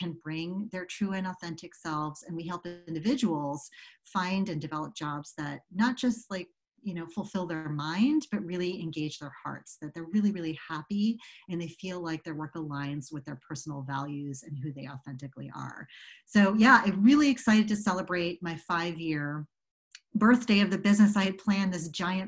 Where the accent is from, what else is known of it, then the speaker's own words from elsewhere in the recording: suburbs of Chicago, Illinois, United States; When I was about nine, we moved to the suburbs of Chicago.